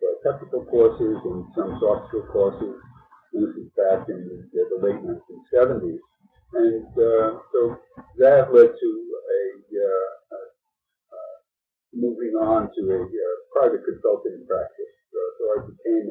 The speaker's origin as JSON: {"language": "English", "town": "New York City", "region": "New York", "country": "United States", "tie": "born or raised there", "also_born_or_lived": "Brooklyn", "said": "I was born in Brooklyn and lived by the beach until my parents had this crazy idea of moving to the suburbs, and since then grown up in and around the New York City area"}